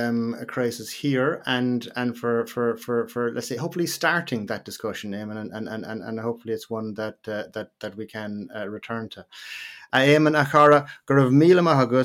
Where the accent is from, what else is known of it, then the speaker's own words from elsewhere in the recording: Ireland; as Irish people